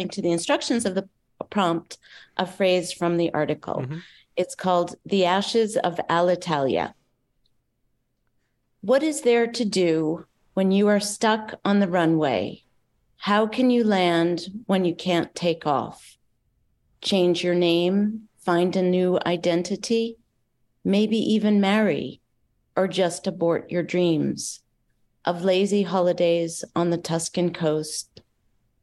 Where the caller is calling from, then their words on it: Switzerland; also born or lived in Lexington, Massachusetts; I'm calling from Lexington, Massachusetts. Uh-huh. I actually live in Switzerland